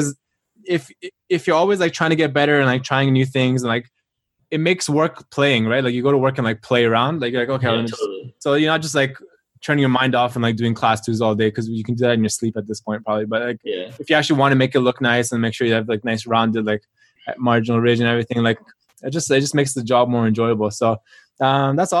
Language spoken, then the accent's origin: English; Toronto, Ontario, Canada; also born or lived in Melbourne, Australia; I went to the University of Melbourne, Australia. And so I came, like I'm from Toronto. So I came back to Toronto